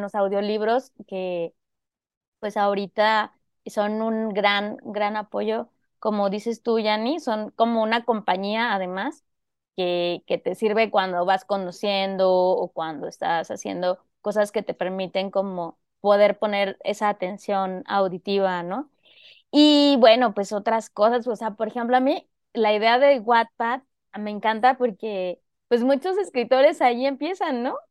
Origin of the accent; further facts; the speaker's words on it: Zihuatanejo, Guerrero, Mexico; also born or lived in Mexico City; now in Guadalajara, Mexico; yo en realidad soy de Cihuatanejo Guerrero, que Cihuatanejo es un pueblo costero de, Guerrero y allí pasé parte de mi infancia